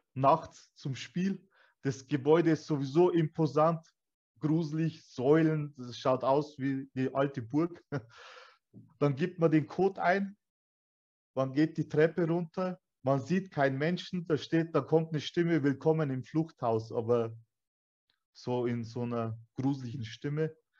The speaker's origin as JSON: {"language": "German", "town": "Weiden", "region": "Bavaria", "country": "Germany", "tie": "born or raised there", "said": "ich bin Türke. Also ich bin hier geboren, aufgewachsen. Meine Eltern kamen damals aus Türkei."}